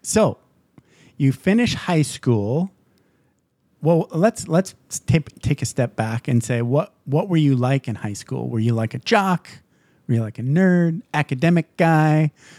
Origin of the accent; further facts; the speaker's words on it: Upper Peninsula, Michigan, United States; I grew up in Upper Peninsula, Michigan. So very small town